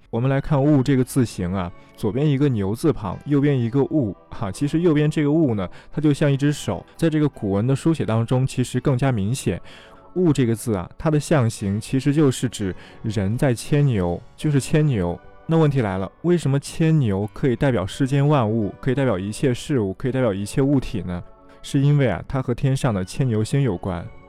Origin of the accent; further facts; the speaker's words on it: China; 我们中国十二个生肖